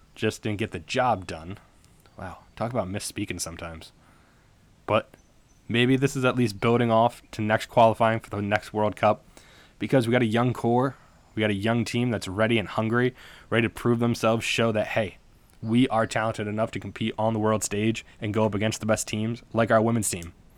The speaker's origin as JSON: {"language": "English", "country": "United States", "said": "we're American"}